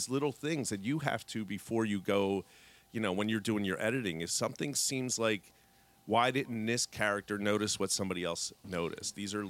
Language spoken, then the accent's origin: English; Philadelphia, Pennsylvania, United States; I always say wolf wrong mm-hmm. because I'm from Philly.